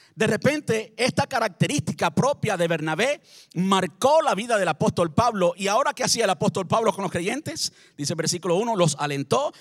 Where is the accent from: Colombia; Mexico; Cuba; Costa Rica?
Cuba; now in Brandon, United States; como buen cubano